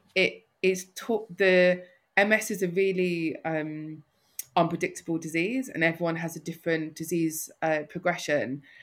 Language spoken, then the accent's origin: English; London, United Kingdom; accent: North London; I'm a North Londoner through and through. Most people can tell that from my accent.